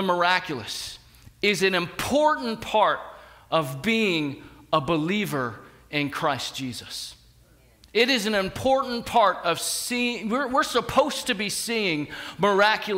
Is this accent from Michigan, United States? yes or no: no; rural New Jersey, United States; moved away; I'm from New Jersey